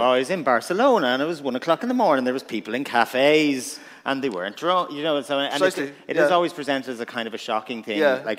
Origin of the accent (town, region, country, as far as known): Ireland